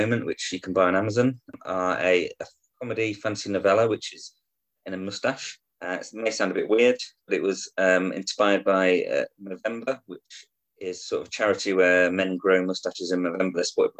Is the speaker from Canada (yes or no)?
no; Guernsey; now in Yorkshire, United Kingdom; I'm originally from Guernsey in the Channel Islands, but I now live up in Yorkshire in England.